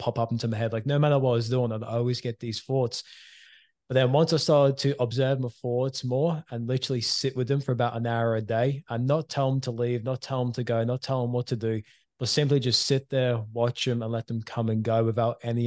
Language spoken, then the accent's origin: English; Queensland, Australia; also born or lived in England; it was left with just me and mum in Queensland.